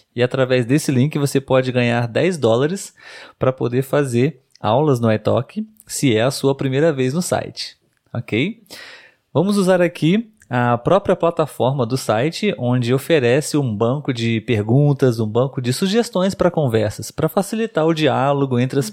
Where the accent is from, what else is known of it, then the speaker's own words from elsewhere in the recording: Brazil; Nós somos brasileiros.